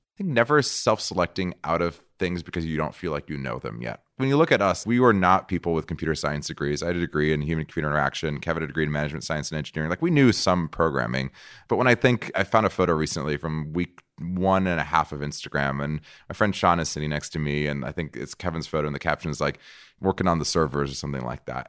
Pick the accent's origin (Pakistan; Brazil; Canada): Brazil; moved away; also born or lived in San Francisco; I'm from Brazil. Brazil